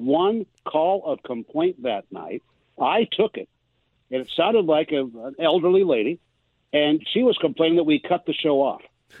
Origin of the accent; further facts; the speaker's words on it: Galesburg, Illinois, United States; growing up in Galesburg, Illinois